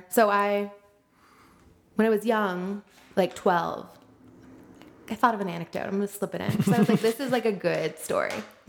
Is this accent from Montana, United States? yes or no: no; Wilmette, Illinois, United States; also born or lived in Madison; I'm like from Wilmette